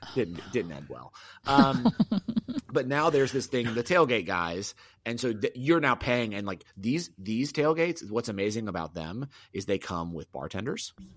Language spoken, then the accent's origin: English; the South, United States; I'm from the South